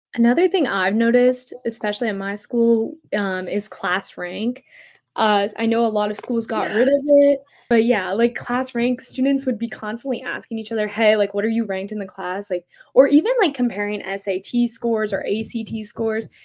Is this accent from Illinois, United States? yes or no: no; Philadelphia, Pennsylvania, United States; I'm from Philadelphia, Pennsylvania.